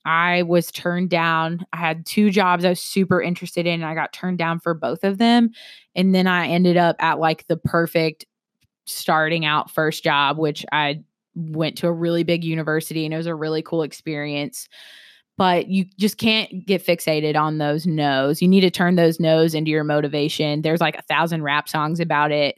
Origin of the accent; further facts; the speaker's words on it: South Carolina, United States; I am from South Carolina